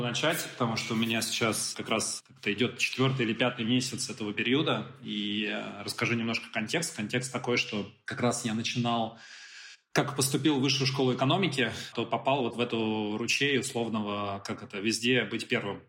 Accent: Moscow, Russia; родился и вырос в Москве

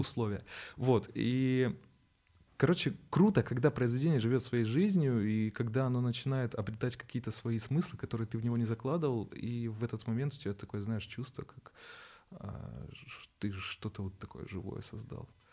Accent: Naberezhnye Chelny, Tatarstan, Russia; moved away; я сам родился в Набережных Челнах

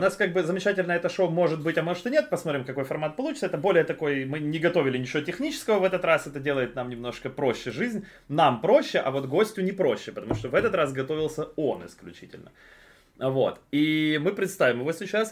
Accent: Ukraine; мы из Украины

